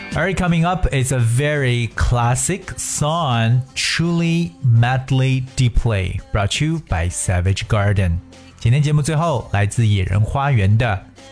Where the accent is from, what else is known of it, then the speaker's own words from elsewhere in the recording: China; 我们中国人作为游客来讲，可以说把足迹是撒遍了世界各地